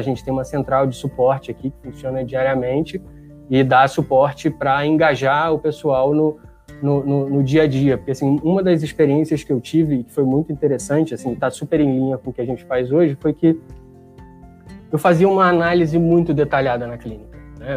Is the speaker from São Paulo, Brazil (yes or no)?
no; Rio de Janeiro, Brazil; vim de Padre Miguel, assim, meus pais não têm ensino fundamental completo, é gente muito, muito simples